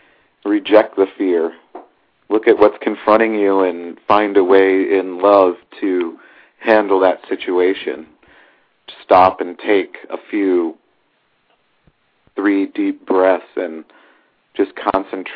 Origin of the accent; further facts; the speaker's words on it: St. Louis, Missouri, United States; moved away; we grew up knowing in St. Louis about the New Madrid fault that goes down